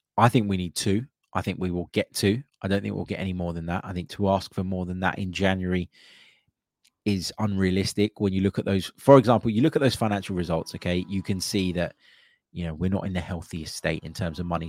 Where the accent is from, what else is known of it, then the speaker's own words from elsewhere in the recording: London, United Kingdom; growing up in London